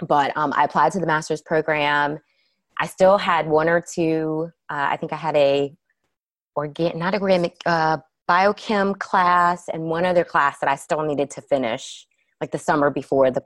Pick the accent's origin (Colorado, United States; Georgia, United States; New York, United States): Georgia, United States; Atlanta; I grew up in Atlanta